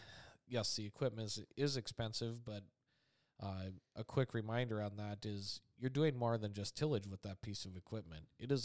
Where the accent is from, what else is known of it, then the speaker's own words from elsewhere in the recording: North Dakota, United States; For the area I grew up at in Dickey County, North Dakota, for early 2000s, guys were really trying to get into minimum till situations